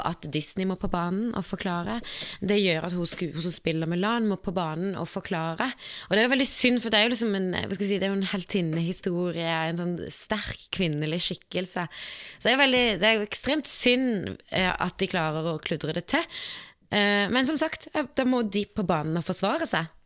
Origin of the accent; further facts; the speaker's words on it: Kristiansand, Agder, Norway; jeg er fra Kristiansand